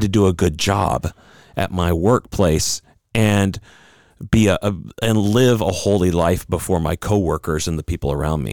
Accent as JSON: {"language": "English", "country": "United States", "said": "as American Christians"}